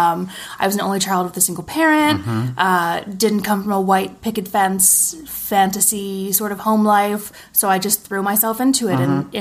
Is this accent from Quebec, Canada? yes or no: yes; Montreal, Quebec, Canada; now in Toronto, Canada; Montreal. I moved to Toronto in 2013, I think. I was in Montreal for a year after I graduated theater school.